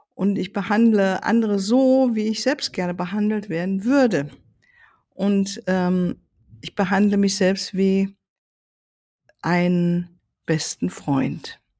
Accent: Germany; hier bei uns in Deutschland

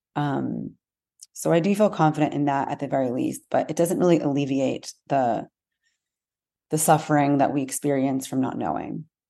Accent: United States; I'm American, my family is Am-, and we're American here

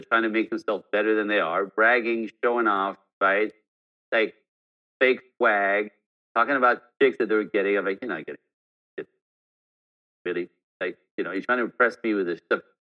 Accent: Montreal, Quebec, Canada; born there; first language French; English is a second language; I'm born French Canadian, so I speak French. That's not my freaking fault, right?

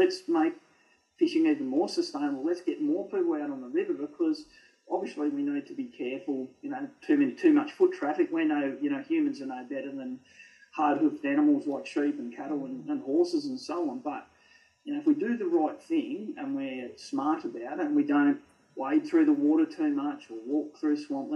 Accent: Canberra, Australian Capital Territory, Australia; growing up in Canberra, I fish Lake Jindera a lot.

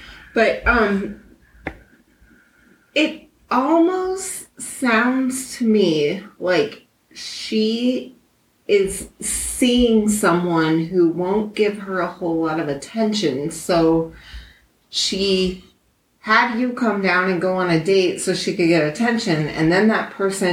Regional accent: Phoenix, Arizona, United States; I'm from Phoenix

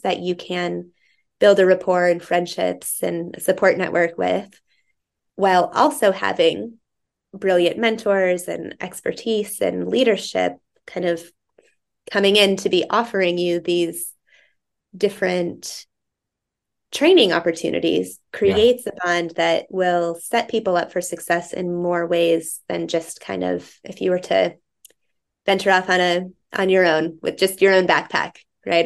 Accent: Greeley, Colorado, United States; moved away as an adult; also born or lived in East Vail, Colorado / East Coast, United States; now in Vail, United States; I grew up in Greeley, and our family had a second home up in East Vale

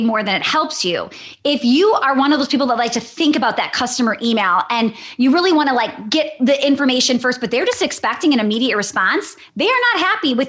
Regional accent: Wisconsin, United States; I'm from Wisconsin.

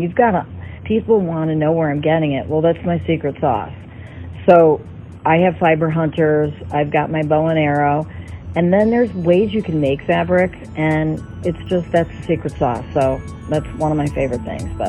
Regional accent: Chicago, Illinois, United States; born there; also born or lived in New York / Los Angeles / Miami; I'm an American girl. I'm born in Chicago. Um, I've lived in New York, LA, Miami, um, who knows where else.

